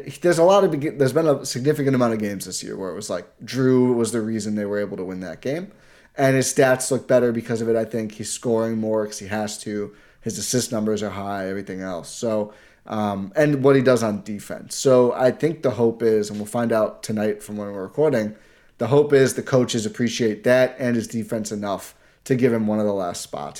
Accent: Wisconsin, United States

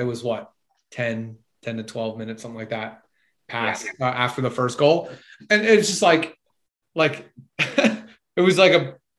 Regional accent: Philadelphia, Pennsylvania, United States; my hometown club, the Philadelphia Union

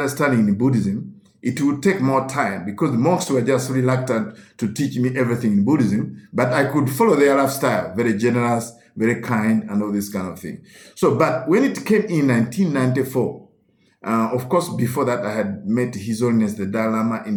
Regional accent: Uganda; as a Roman Catholic growing up in Uganda

